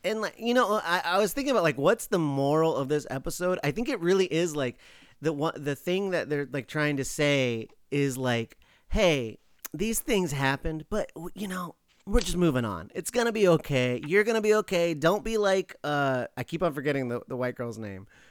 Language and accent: English; Alaska, United States; moved away; I'm from Alaska.